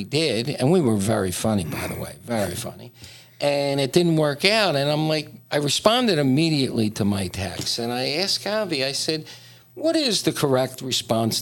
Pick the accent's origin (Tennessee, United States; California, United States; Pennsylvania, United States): Pennsylvania, United States; Philadelphia; now in South Florida, United States; we're both from Philadelphia